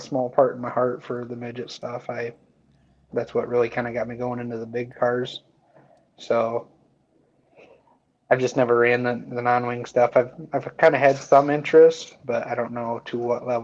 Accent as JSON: {"language": "English", "town": "Coldwater", "region": "Michigan", "country": "United States", "tie": "born or raised there", "moved": "as an adult", "lives_now": "Angola, United States", "said": "I grew up in Coldwater, and I currently live in Angola, Indiana"}